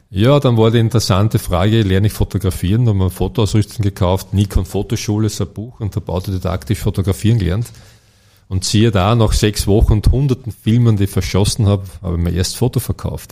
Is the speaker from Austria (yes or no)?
yes; Ferlach, Carinthia, Austria; gebürtiger Fährlacher. Und wie, wie alle, die in den Bergen aufwachsen